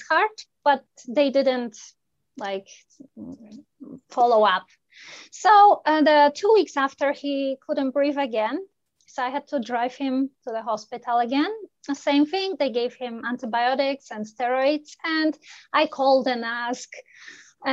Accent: Poland; moved away as an adult; now in Canada; I am originally from Poland

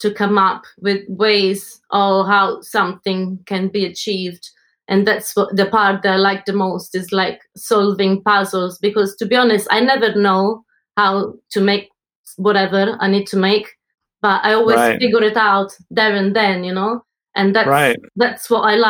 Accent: Italy; moved away as an adult; now in London, United Kingdom; I'm from Italy, and I've been in London for the last 15 years.

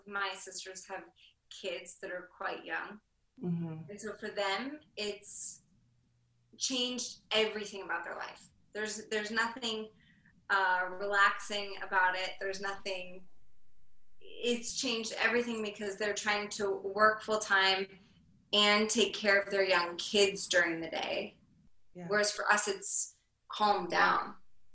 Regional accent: United States

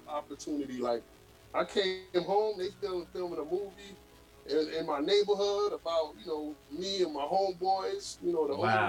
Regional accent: New York, United States; Just being back in New York, you know what I mean? Or, you know, my hometown.

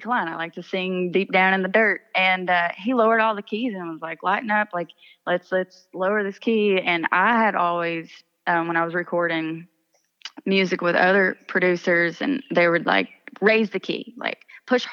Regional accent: East Kentucky, United States; I would be a country singer right now had I not grown up in East Kentucky

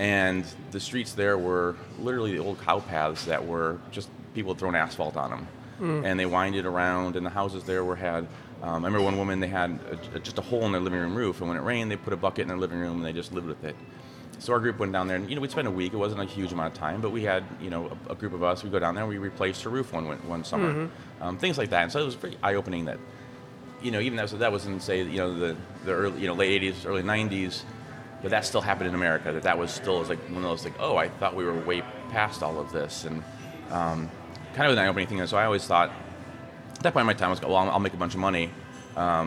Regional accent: Chicago, Illinois, United States; I grew up in the Chicago area

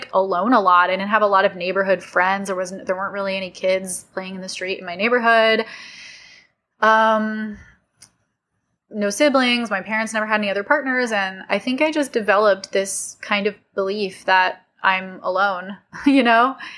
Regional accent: California, United States; I'm from California.

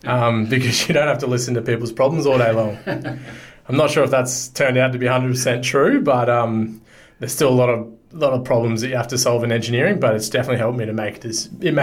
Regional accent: Sunshine Coast, Queensland, Australia; moved away as an adult; also born or lived in Roma, Queensland (family origin); now in Gold Coast, Australia; My family's originally from Roma, which is the Mandandanji people. I grew up on the Sunshine Coast, did a little bit of work out west, and then I've moved to the Gold Coast about 4 or 5 years ago.

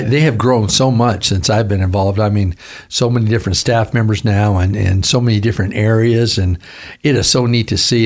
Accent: Vancouver, Washington, United States; I'm from Vancouver, Washington.

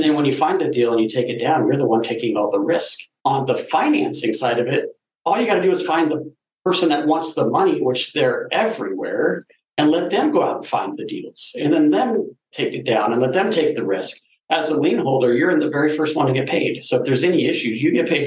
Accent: Denver, Colorado, United States; I'm from Denver

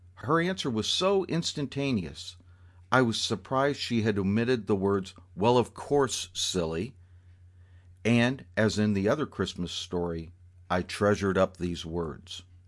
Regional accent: Southwest Florida, United States; Growing up in Florida

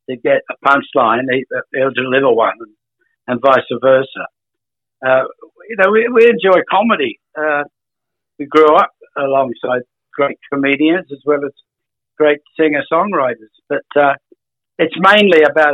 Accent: Australia; I'm not an American, I'm an Australian

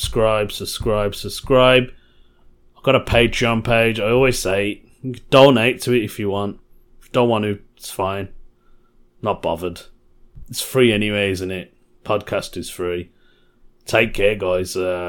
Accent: Birmingham, West Midlands, United Kingdom; Being a Brummie, obviously I've already mentioned it before, I'm quite proud of my city. I'm proud to be a Brummie.

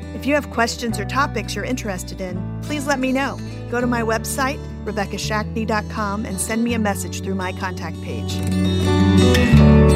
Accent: Oklahoma, United States; I'm from Oklahoma

